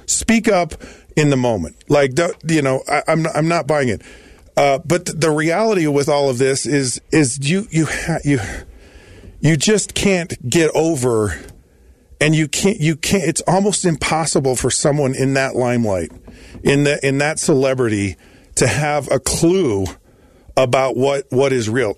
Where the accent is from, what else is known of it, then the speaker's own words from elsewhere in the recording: Utah, United States; I was born and raised in Utah